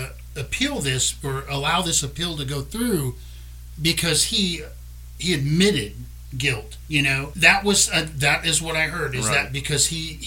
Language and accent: English; South Louisiana, United States; We're from South Louisiana. We're Cajuns. We say Chauvin.